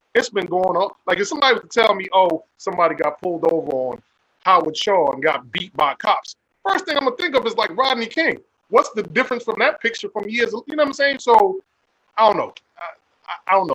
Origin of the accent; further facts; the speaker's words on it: Jamaica; I'm Jamaican.